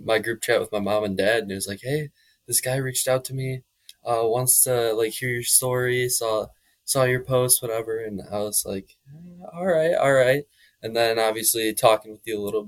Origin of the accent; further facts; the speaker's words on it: Crystal Lake, Illinois, United States; I'm from Crystal Lake, Illinois, just outside of McHenry County, or in McHenry County